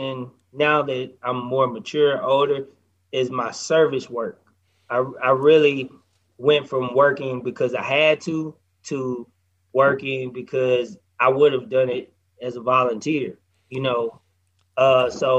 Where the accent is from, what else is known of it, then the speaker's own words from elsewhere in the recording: Nashville, Tennessee, United States; moved away as an adult; also born or lived in Atlanta; I'm from Nashville